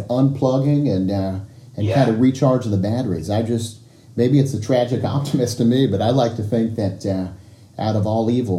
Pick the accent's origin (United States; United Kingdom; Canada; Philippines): United States; Marion, Illinois; I grew up in Marion